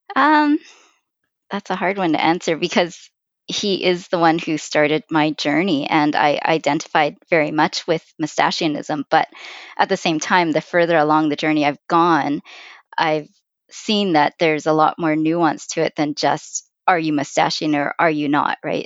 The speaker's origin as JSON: {"language": "English", "town": "Vancouver", "region": "British Columbia", "country": "Canada", "tie": "born or raised there", "said": "I, I was born and raised in Vancouver"}